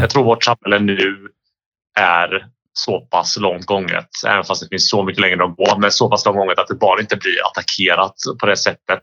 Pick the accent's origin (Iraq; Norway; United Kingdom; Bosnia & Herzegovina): Bosnia & Herzegovina; now in Sweden; jag är ju från Bosnien